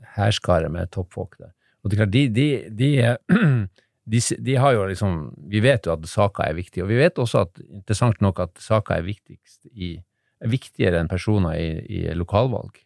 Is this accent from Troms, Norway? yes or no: yes; Harstad, Troms, Norway; moved away; also born or lived in Narvik; Jeg er egentlig fra Harstad